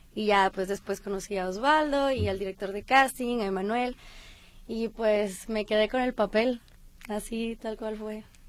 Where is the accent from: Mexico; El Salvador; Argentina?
Mexico; Colima; now in Guadalajara, Mexico; yo realmente soy de Colima, pero he vivido aquí muchísimo tiempo